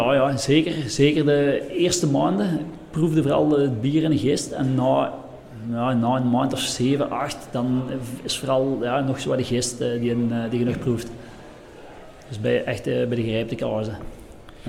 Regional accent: Lommel, Flanders, Belgium; we zijn van Lommel, ehm, dus ongeveer 30, 35 kilometer van, van hier

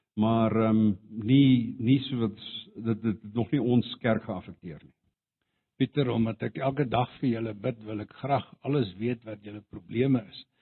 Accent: South Africa; Afrikaans is a second language; moved away as an adult; now in India; ek het altyd geantwoord van Suid-Afrika af

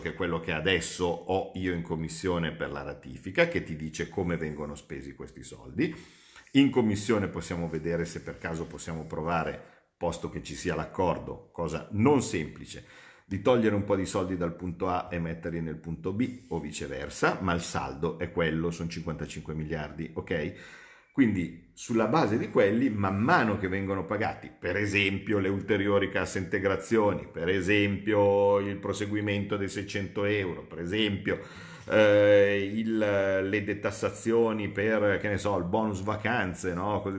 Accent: Como, Lombardy, Italy; io vengo da Como

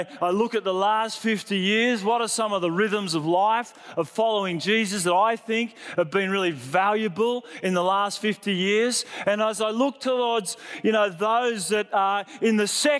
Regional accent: Sydney, New South Wales, Australia; I grew up in Sydney in a really great church that preached about grace.

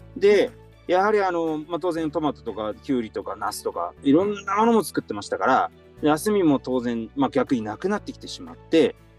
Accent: Fukushima, Japan; 僕も福島で生まれて

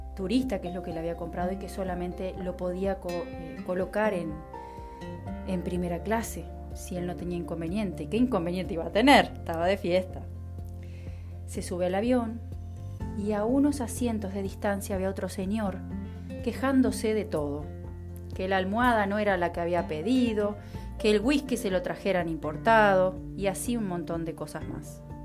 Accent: Uruguay; mi país, Uruguay

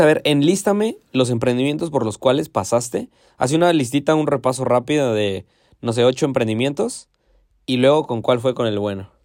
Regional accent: Hidalgo, Mexico; yo soy de Hidalgo y aquí somos los dioses de la barbacoa

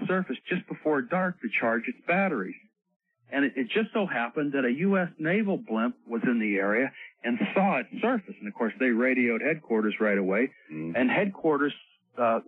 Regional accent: Tampa, Florida, United States; I grew up in Tampa Bay

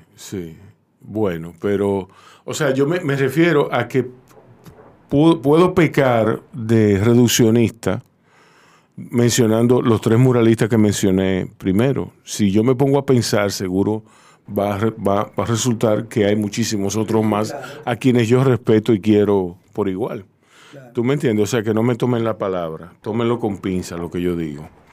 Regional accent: Santo Domingo, Distrito Nacional, Dominican Republic; yo me crié ahí en Ciudad Nueva

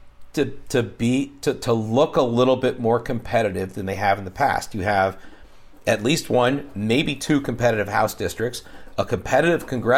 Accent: Long Beach, California, United States; now in Texas, United States; my hometown of North Long Beach, California

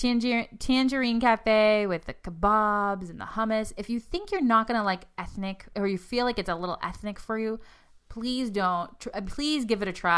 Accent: Boston, Massachusetts, United States; accent: Boston; Gosh, my Boston accent comes out.

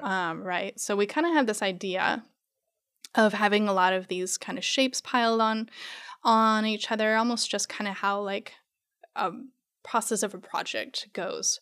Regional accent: Arizona, United States; born or raised there; moved away; also born or lived in New Mexico

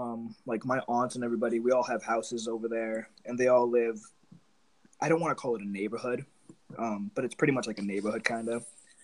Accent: Maine, United States; also born or lived in New Jersey; I was born in Jersey, actually, when my family came here after a minute. So I was born in Jersey. We moved to Maine when I was like maybe 2 or 3 years old. And I've pretty much been here ever since.

